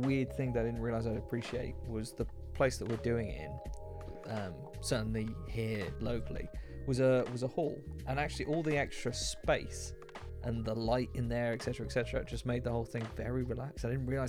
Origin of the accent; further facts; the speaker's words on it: United Kingdom; I'm British